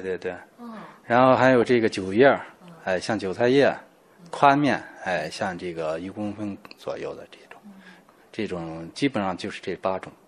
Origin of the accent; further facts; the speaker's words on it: Lanzhou, Gansu, China; 在咱们兰州这边呢